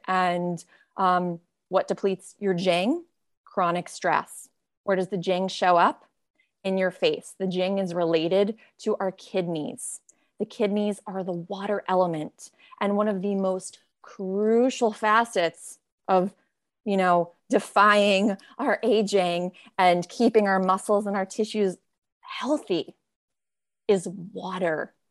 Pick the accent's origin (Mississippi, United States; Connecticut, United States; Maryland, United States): Connecticut, United States; Greenwich; also born or lived in Rhode Island; I grew up in Greenwich, Connecticut